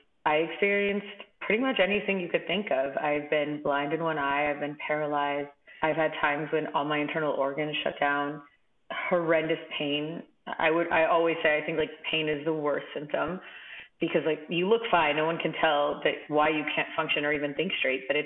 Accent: Los Angeles, California, United States; I'm originally from Los Angeles

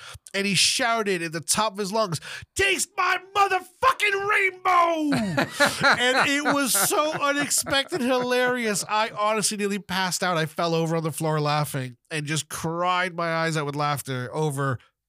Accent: Florida, United States; Growing up in Florida was different time, different place.

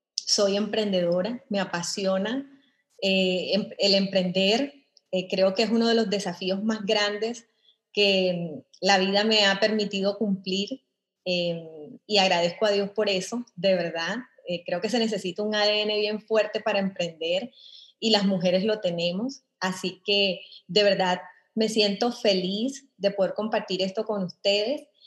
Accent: Colombia; moved away as an adult; now in El Salvador; Yo soy eh, colombiana. Tengo en El Salvador aproximadamente 15 años de estar eh, aquí radicada.

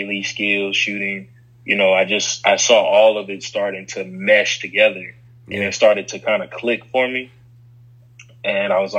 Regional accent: Chicago, Illinois, United States; now in Huntsville, United States; kids I grew up with in Chicago around the corner from my grandparents' house

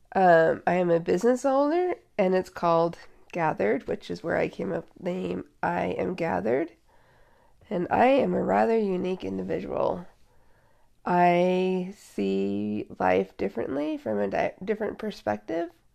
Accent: Seattle, Washington, United States; I was born and raised in Seattle

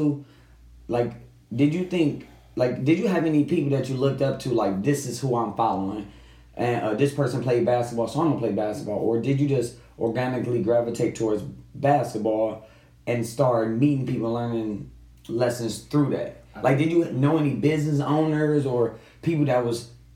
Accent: Detroit, Michigan, United States; you and I grew up 7 Mile in Evergreen

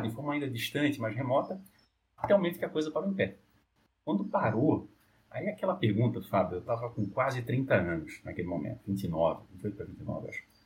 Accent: Olinda, Pernambuco, Brazil; now in São Paulo, Brazil; eu corria pelas ruas do bairro, lá de Olinda, eu sou de Olinda, é, hoje em São Paulo

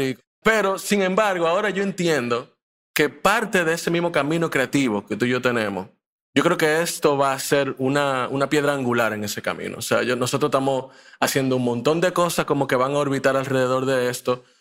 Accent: Dominican Republic; also born or lived in Mexico; yo también vine así muy chiquito para acá. Eh, y crecí en Dominicana. Yo me considero dominicano, de pura cepa

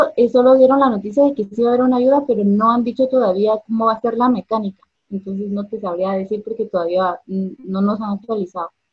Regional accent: Guatemala; soy de Guatemala

